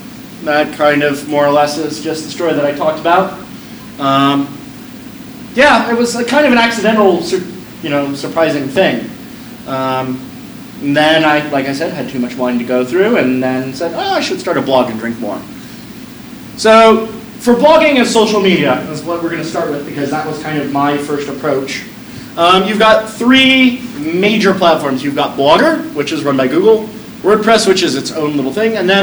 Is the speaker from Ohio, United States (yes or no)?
no; Peoria, Arizona, United States; when I was a angsty teenager growing up in Peoria